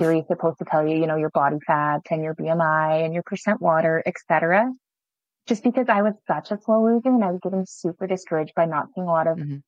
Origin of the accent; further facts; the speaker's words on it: Alberta, Canada; moved away as an adult; also born or lived in Saskatchewan; now in Kerrobert, Canada; I'm actually originally from Alberta but my husband is in Saskatchewan here